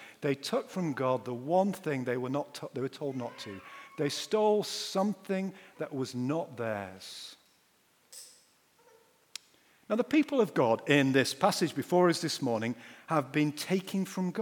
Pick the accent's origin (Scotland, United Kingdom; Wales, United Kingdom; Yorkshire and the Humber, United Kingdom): Yorkshire and the Humber, United Kingdom; I'm a Yorkshireman